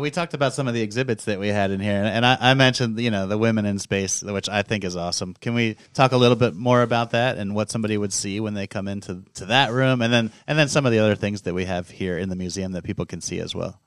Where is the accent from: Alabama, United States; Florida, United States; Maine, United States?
Florida, United States; South; I grew up down in South Florida